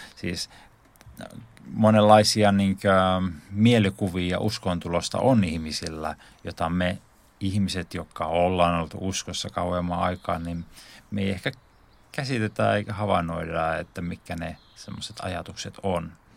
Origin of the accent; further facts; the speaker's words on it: Lohtaja, Central Ostrobothnia, Finland; now in Helsinki, Finland; tuun tuolta Pohjanmaalta, eli Keski-Pohjanmaalta alun perin syntynyt tällaisessa pienellä paikkakunnalla kuin Lohtaja